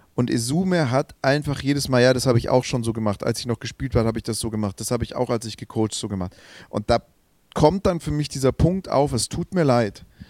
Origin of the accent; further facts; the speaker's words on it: Swabia, Germany; ich bin Schwabe